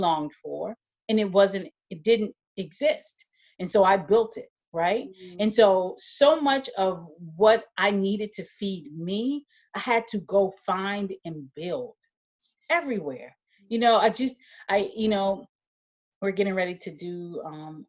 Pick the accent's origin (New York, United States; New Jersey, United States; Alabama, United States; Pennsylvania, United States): Alabama, United States; moved away; I grew up in Alabama, and I decided to leave Alabama